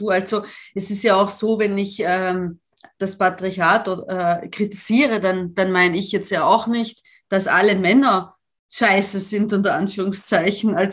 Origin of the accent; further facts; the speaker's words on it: Italy; German is a second language; also ich komme ja aus Italien und ich kenne die Verhältnisse